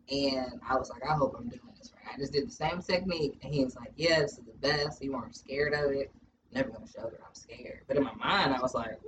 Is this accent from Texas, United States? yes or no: yes; Texas, United States; I'm from Texas.